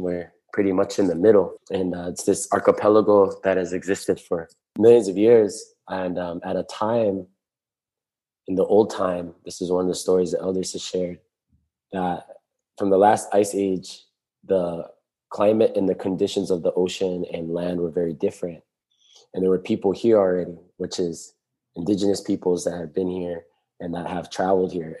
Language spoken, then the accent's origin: English; Molokai, Hawaii, United States; also born or lived in Maui; I grew up on Molokai with my grandparents